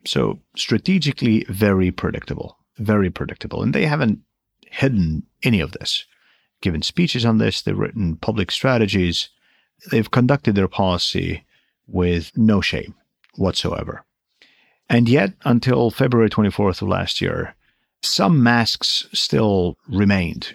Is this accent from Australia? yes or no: no; Estonia